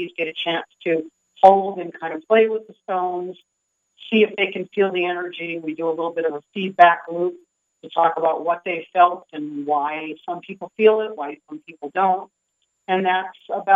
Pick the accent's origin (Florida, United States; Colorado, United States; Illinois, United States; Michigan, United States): Michigan, United States; moved away as an adult; also born or lived in New York State; now in Sedona, United States; I was born and raised in Michigan.